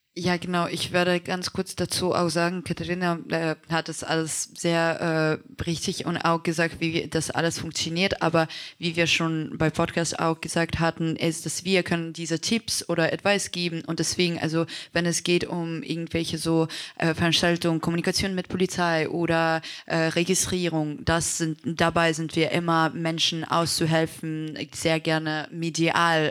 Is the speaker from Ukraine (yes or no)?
yes; Kharkiv, Kharkiv Oblast, Ukraine; German is a second language; now in Germany; Ich zum Beispiel bin in Deutschland seit äh, ähm, sieben Jahren und ich erinnere mich, als wir hierher mit meiner Familie gekommen sind. Wir kommen aus Kharkiv